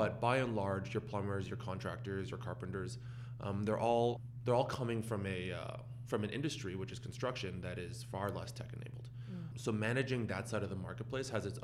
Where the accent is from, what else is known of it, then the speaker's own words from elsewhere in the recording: Canada; now in San Francisco, United States; As a Canadian living in San Francisco